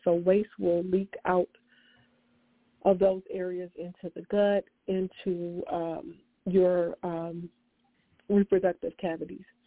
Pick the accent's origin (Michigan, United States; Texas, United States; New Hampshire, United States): Michigan, United States; Detroit; I'm from Detroit, Michigan